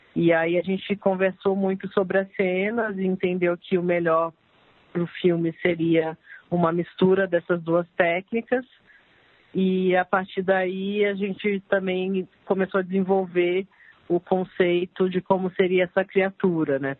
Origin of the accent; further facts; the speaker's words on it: Campinas, São Paulo, Brazil; now in São Paulo, Brazil; eu sou de Campinas, mas moro aqui já faz 18 anos